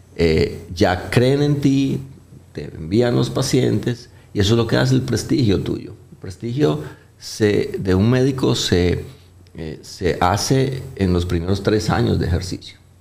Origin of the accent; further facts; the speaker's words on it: Colombia; now in Dominican Republic; Yo soy colombiano, no, no tengo el acento arrastrado, paisa, clásico de muchos de ustedes que han pasado por allá